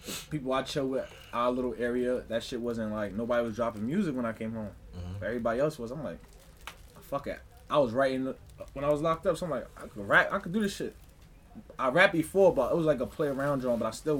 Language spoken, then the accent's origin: English; New York City, New York, United States; now in Allentown, United States; in Allentown, but you know, I'm from Brooklyn